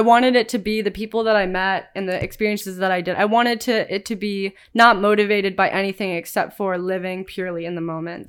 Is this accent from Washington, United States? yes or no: no; Cleveland, Ohio, United States; moved away as an adult; now in San Diego, United States; growing up in Cleveland, Ohio